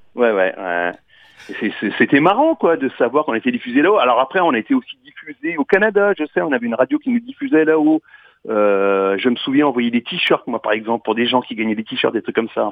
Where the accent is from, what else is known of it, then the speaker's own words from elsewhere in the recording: Marne, Champagne, Grand Est, France; on est issu de la Marne, la Champagne